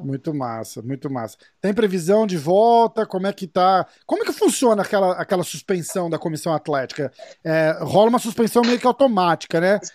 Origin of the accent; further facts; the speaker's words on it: Brazil; moved away; sendo brasileiro e estando aqui